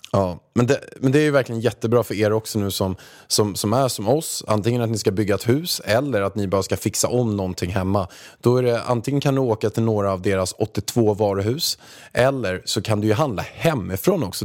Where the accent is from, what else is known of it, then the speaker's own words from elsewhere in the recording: Haninge, Stockholm County, Sweden; jag kommer från Haninge som du vet och jag har, eh, jag är uppväxt några hundra meter från Beijer Bygg när det låg i Haninge förut